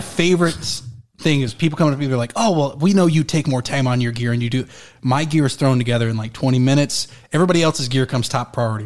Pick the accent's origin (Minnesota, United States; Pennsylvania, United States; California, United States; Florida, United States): Florida, United States; moved away; also born or lived in Colorado; I moved back to Florida, where I was born